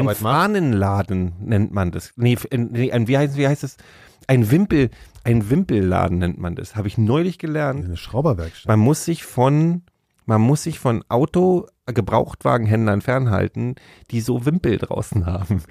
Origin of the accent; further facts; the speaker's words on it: Berlin, Germany; wir sind halt Berliner